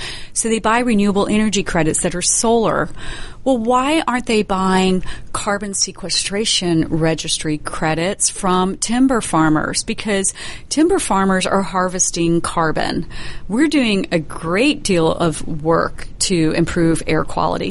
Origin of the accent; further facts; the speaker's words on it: Middle and South Georgia, United States; We're from Middle and South Georgia